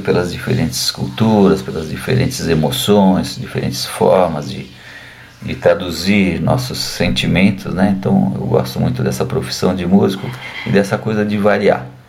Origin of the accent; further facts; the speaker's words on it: São Paulo, Brazil; moved away as an adult; also born or lived in Paris; voltei a morar em São Paulo, minha cidade natal